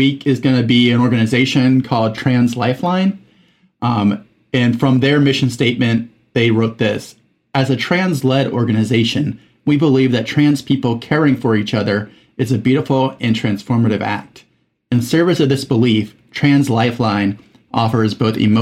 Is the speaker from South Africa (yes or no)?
no; Mexico; moved away as an adult; I was in Mexico from age 8 to 19